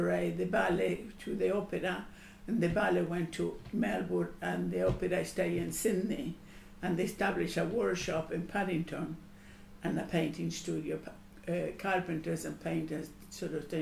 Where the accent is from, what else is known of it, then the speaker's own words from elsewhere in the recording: Argentina; now in Australia; I come from Argentina